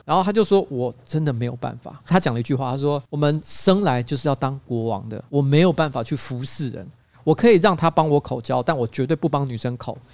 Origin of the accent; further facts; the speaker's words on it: Taiwan; 我跟他说台湾